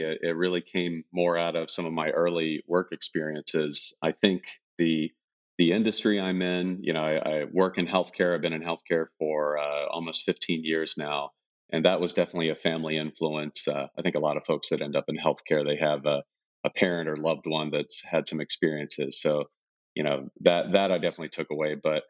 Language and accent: English; South Carolina, United States; moved away as an adult; now in Silicon Valley, United States; It's a lot different than where I live now, out in Silicon Valley. I grew up in a small town, had a totally normal childhood.